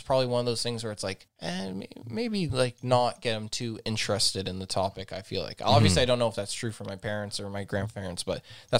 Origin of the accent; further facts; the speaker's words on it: Azores, Portugal; I went to Portugal. I went to the island because I'm from the Azores.